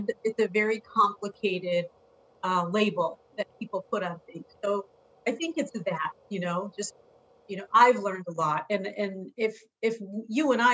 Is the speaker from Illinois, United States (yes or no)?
yes; Chicago, Illinois, United States; now in San Diego, United States; I was born and raised in Chicago in a very urban, multicultural setting